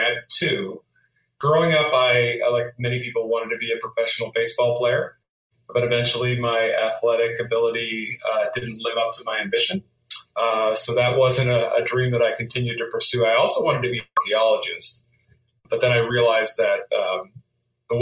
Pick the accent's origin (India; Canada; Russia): Canada; moved away as an adult; now in United States; I grew up in Canada, and I immigrated to the United States in my early 20s